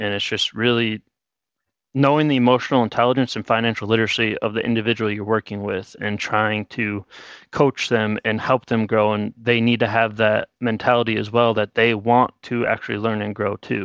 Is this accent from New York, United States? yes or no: no; Miller, South Dakota, United States; moved away as an adult; now in Bismarck, United States; I'm from a small town in Miller, South Dakota, about fifteen hundred people